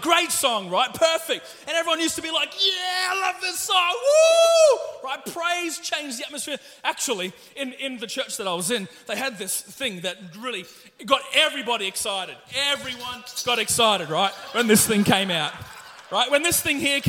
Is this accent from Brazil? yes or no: no; Ipswich, East of England, United Kingdom; I was born here in Ipswich